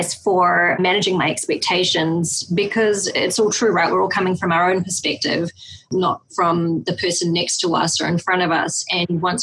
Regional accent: New Zealand; now in United States; I come from New Zealand, which is a Western country, much like the United States

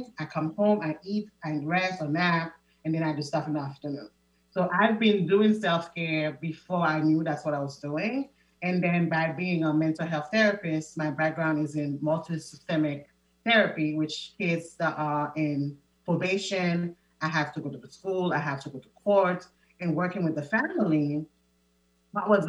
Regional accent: Haiti; moved away; I am originally from Haiti. I was born and raised

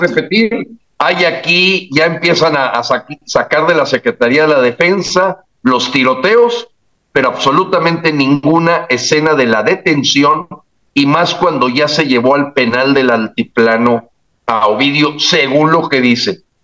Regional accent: Mexico; also born or lived in Palo Alto, United States / Montreal, Canada; como mexicanos, eh, muy orgullosos de serlo

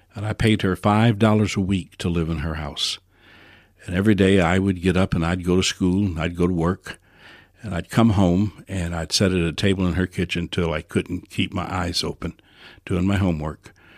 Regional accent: New Orleans, Louisiana, United States; I was born in New Orleans

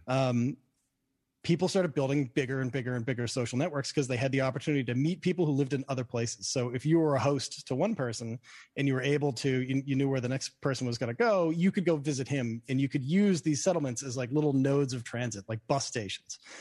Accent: Boston, Massachusetts, United States; now in New York, United States; I grew up in Boston, and I, so I wear a Red Sox hat

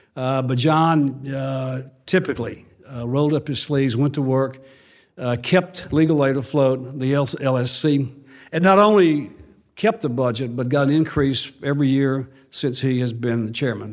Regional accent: Mississippi, United States; I went back to my hometown, small town in Mississippi without a job

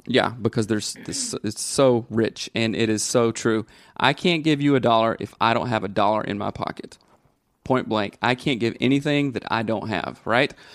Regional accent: the South, United States; I grew up in the South

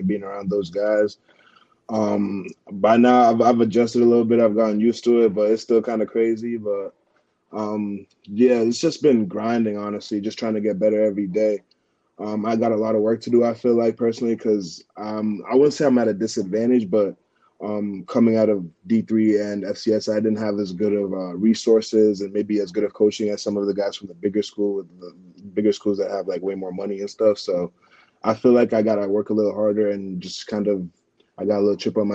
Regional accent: Kenya; also born or lived in Massachusetts; now in Pittsburgh, United States; growing up in Kenya my whole life

